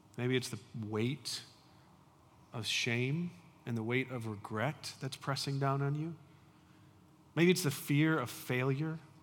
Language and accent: English; United States; I grew up in the United States